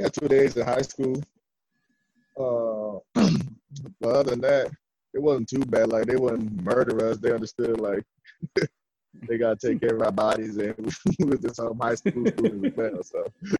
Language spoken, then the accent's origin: English; New York, United States; moved away as an adult; now in Texas, United States; growing up as a kid in New York was fun.